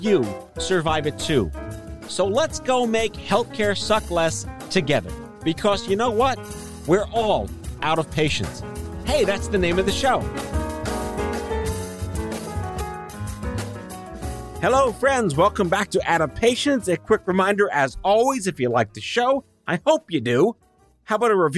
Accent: New York City, New York, United States; I grew up on Staten Island

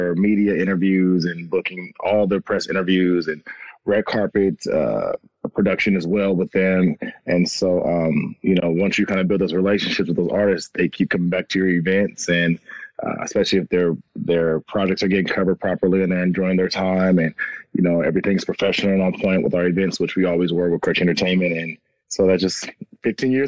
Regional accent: San Diego, California, United States; also born or lived in Long Beach; I was born and raised in San Diego

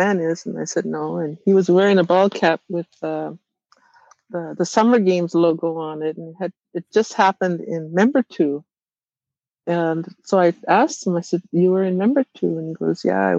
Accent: Wagmatcook, Cape Breton Island, Nova Scotia, Canada; first language Mi'kmaq; also born or lived in Boston; I was lucky enough to grow up in Wego'oma with my language and my culture

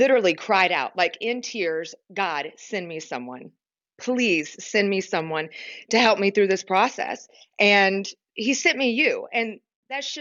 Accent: Kentucky, United States; I grew up in Kentucky

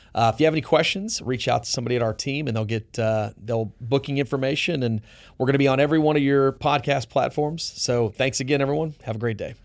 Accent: Dallas, Texas, United States; moved away as an adult; now in Houston, United States; I'm from Dallas

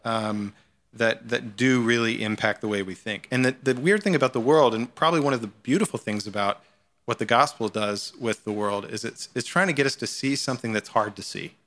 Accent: Memphis, Tennessee, United States; moved away as an adult; also born or lived in Chicago / Dallas; now in New York, United States; Memphis, Tennessee is where I, I grew up.

